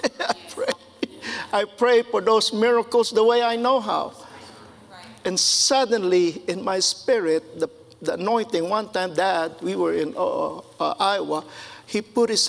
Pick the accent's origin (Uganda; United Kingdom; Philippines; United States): Philippines; moved away; I grew up in the Philippines